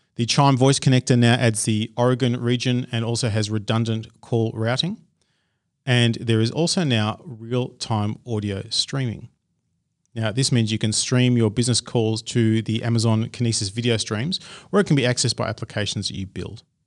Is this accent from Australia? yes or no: yes; Australia; accent: Australian; my crazy Australian accent